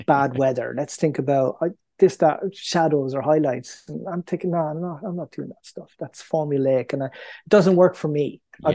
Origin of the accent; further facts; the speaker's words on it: Ireland; moved away; also born or lived in New York; being Irish